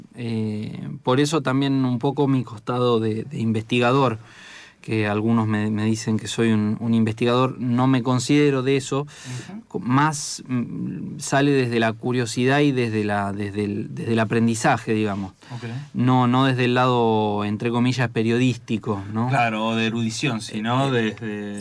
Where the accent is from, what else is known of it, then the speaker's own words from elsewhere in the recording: Chivilcoy, Buenos Aires Province, Argentina; Yo soy de Chivilcoy, que es por ahí cerca